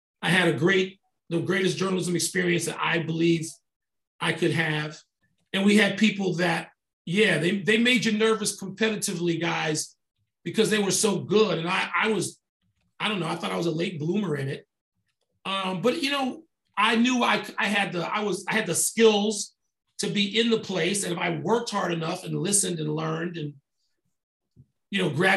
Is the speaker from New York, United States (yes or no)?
no; Chicago, Illinois, United States; moved away; work for my hometown newspaper, the Sun-Times, the Chicago Sun-Times or Tribune.